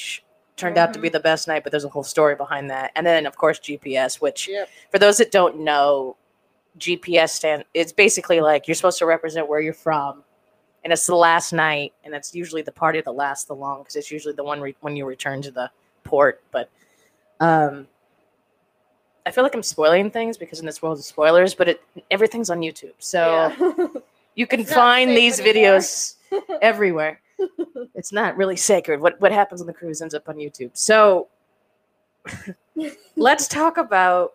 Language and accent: English; Phoenix, Arizona, United States; we're all from Phoenix